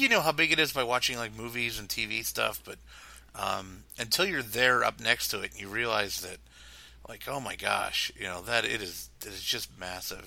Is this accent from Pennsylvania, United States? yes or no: yes; Pittsburgh, Pennsylvania, United States; I grew up in Pittsburgh